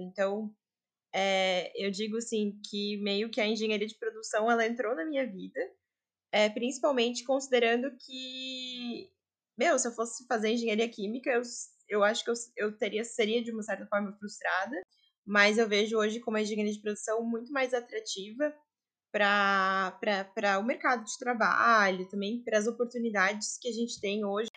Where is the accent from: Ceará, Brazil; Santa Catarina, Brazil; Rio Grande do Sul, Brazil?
Santa Catarina, Brazil; Joinville; Eu sou de Joinville